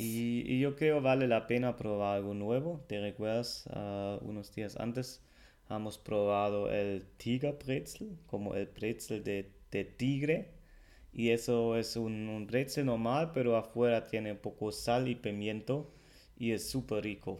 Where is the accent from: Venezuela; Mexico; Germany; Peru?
Germany; Spanish is a second language; el alemán